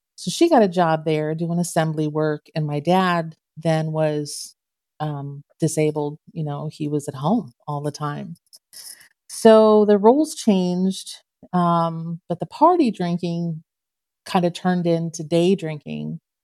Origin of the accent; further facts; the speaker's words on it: Canton, Ohio, United States; I was born and raised in Canton, Ohio